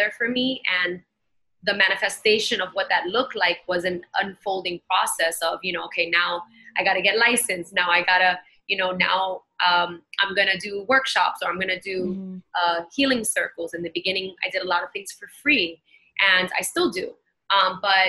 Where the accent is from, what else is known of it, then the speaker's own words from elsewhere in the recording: New York City, New York, United States; I grew up in Bushwick in Brooklyn